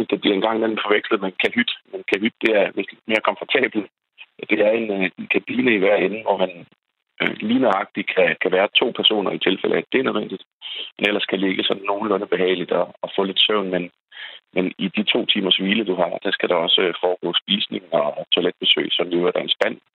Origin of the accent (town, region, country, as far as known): Denmark